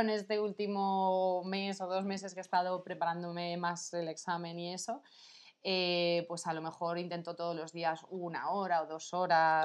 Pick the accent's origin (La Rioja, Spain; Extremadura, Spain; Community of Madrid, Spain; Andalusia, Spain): Community of Madrid, Spain; Madrid; soy de aquí de Madrid, tengo 32 años